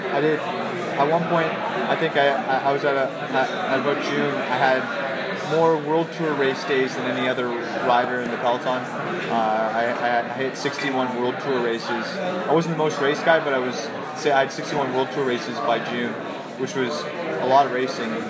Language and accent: English; Canada; as a Canadian.